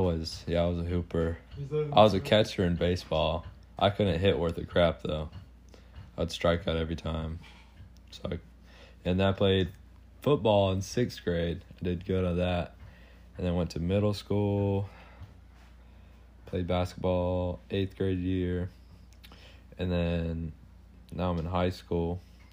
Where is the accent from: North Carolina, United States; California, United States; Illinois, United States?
North Carolina, United States; Maiden; I was born in Maiden. I've lived in Maiden my whole life.